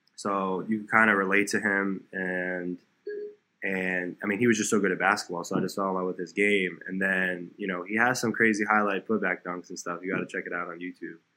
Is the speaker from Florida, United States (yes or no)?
yes; South Florida, United States; also born or lived in New York; I grew up in South Florida, so I was born in New York, but I, my parents and I we moved down to South Florida about an hour from Miami uh, when I was like seven or eight